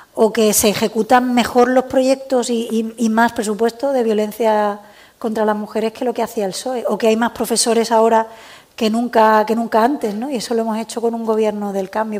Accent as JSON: {"language": "Spanish", "region": "Andalusia", "country": "Spain", "also_born_or_lived": "Catalonia", "moved": "as an adult", "said": "soy andaluza"}